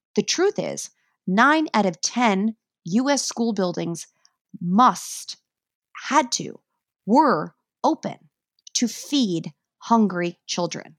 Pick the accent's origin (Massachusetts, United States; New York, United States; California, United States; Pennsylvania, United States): New York, United States; I am a New Yorker